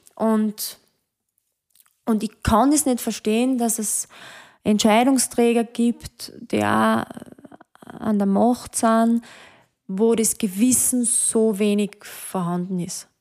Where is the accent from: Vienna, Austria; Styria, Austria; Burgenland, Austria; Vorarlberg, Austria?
Styria, Austria; Hochschwab area; now in Mödling, Austria; ich liebe den Hochschwab, das ist eigentlich so mein Hausberg, wo ich aufgewachsen bin.